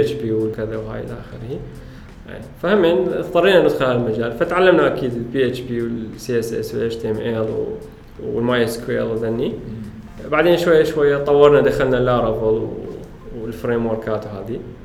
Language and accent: Arabic; Iraq; احنا كعرب كعراقيين